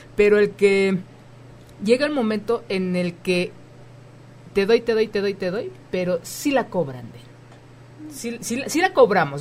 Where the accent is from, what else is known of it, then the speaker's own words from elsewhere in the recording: Mexico; como mexicanos